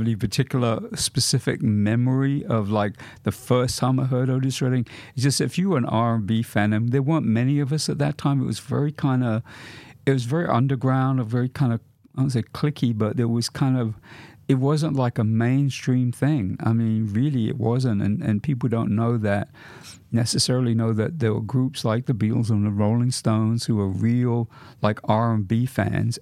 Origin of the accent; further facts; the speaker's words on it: London, United Kingdom; I was a teenager growing up in London